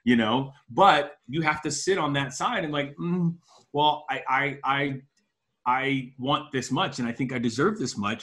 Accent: Miami, Florida, United States; I'm from Miami.

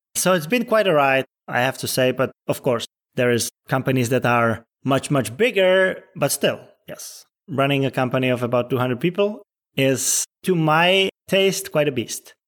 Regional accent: Czechia; now in Los Angeles, United States; I'm originally from the Czech Republic, but yeah, I spend a lot of time in L A and it's become my second home pretty much

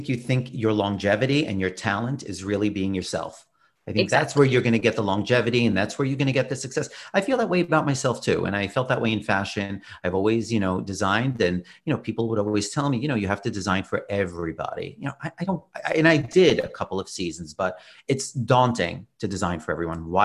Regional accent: New York City, New York, United States; I'm from Brooklyn

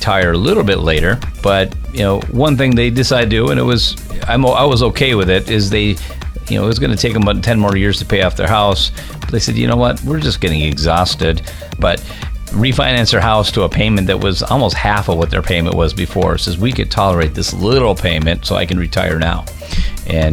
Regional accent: Minnesota, United States; moved away as an adult; now in Wisconsin, United States; I grew up in Minnesota

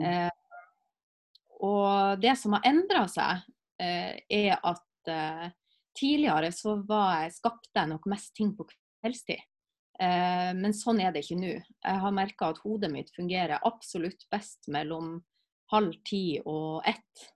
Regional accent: Alsvåg, Nordland, Norway; moved away; Når jeg bodde hjemme i Alsvåg

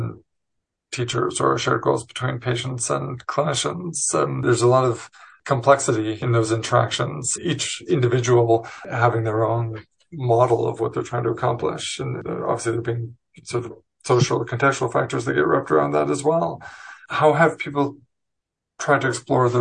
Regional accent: Montreal, Quebec, Canada; now in Vancouver, Canada; I was born in Montreal, where she's sitting now

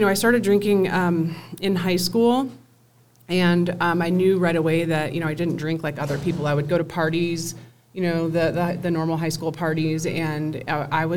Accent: Des Moines, Iowa, United States; moved away as an adult; now in Loveland, United States; I was born and raised in Des Moines, Iowa.

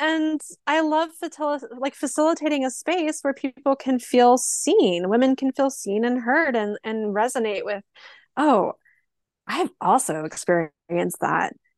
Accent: rural Oregon, United States; also born or lived in Portland, Oregon; I lived in my hometown for a little while until I moved to Portland, Oregon

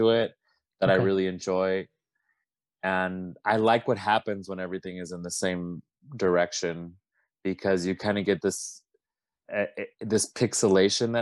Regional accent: Las Vegas, Nevada, United States; me growing up in Vegas

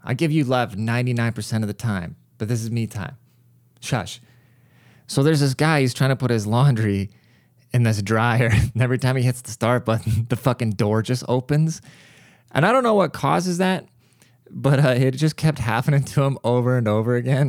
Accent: United States

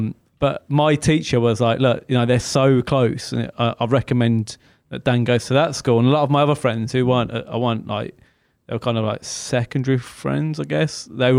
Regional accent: Birmingham, West Midlands, United Kingdom; So obviously I grew up in Birmingham.

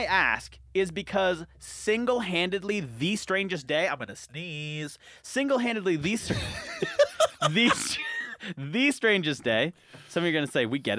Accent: Cajun, Louisiana, United States; As a Cajun person

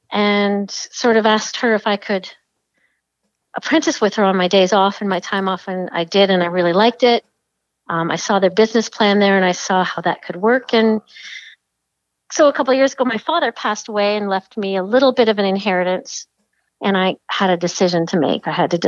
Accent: Cobourg, Ontario, Canada; also born or lived in Toronto; I was raised in Cobourg. I think a lot of people think that I've just arrived, but I was raised in Cobourg.

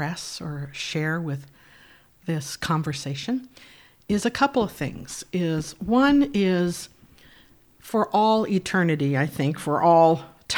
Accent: Anaheim, California, United States; also born or lived in Fullerton, California; my early years, first 13 years, were I was raised in Anaheim, California

